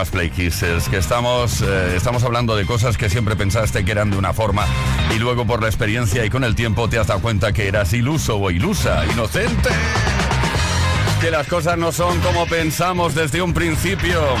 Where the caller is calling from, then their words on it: Buenos Aires, Argentina; de Buenos Aires, Argentina.